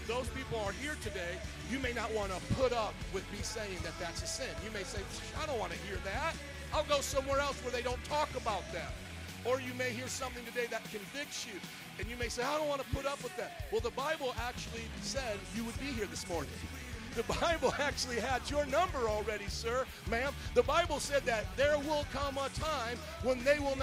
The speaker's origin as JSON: {"language": "English", "town": "Chicago", "region": "Illinois", "country": "United States", "said": "we're from Chicago"}